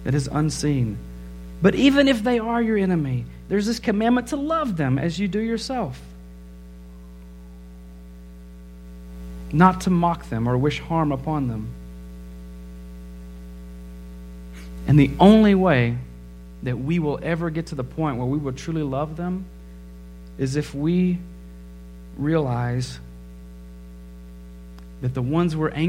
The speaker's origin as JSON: {"language": "English", "country": "United States"}